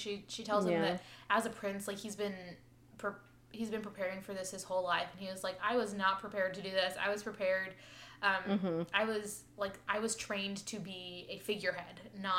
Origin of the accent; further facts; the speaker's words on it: Midwest, United States; accent: Midwest; I was with family in the Midwest this weekend, and my Midwest accent came out.